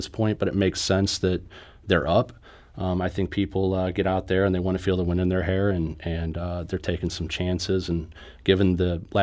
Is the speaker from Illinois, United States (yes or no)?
yes; Illinois, United States; moved away; I grew up in Illinois